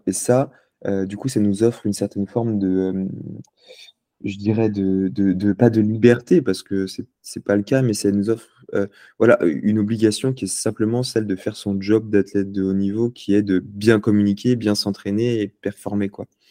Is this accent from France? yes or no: yes; Lyon, Auvergne-Rhône-Alpes, France; moved away as an adult; also born or lived in Paris; je suis né à Lyon. Euh, j'ai grandi à Lyon